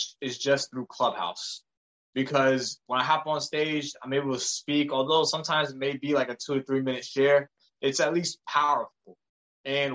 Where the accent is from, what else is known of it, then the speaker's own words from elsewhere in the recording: United States; I was born in the States